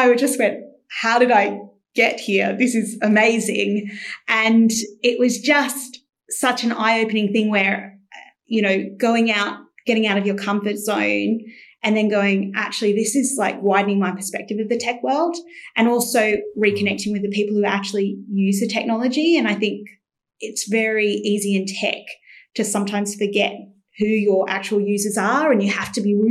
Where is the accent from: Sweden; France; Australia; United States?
Australia; Canberra, Australian Capital Territory; moved away as an adult; now in London, United Kingdom; So I was born in Australia. So although my accent isn't that strong